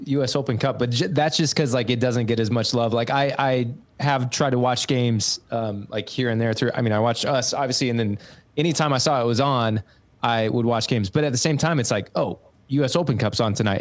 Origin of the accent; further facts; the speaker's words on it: Kansas, United States; now in St. Louis, United States; I grew up in Kansas